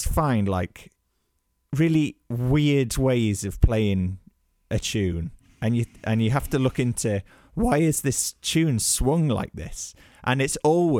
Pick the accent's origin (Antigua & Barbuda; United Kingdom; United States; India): United Kingdom; Birmingham, West Midlands; now in Newcastle, United Kingdom; I was brought up in Birmingham